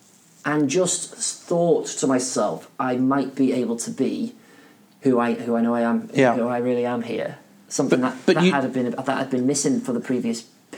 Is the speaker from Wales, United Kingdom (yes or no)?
yes; Wales, United Kingdom; And I'm Welsh, they're English.